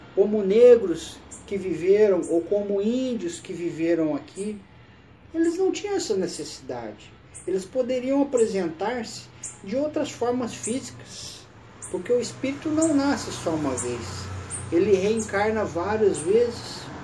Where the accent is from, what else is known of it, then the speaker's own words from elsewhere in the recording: Brazil; sou brasileiro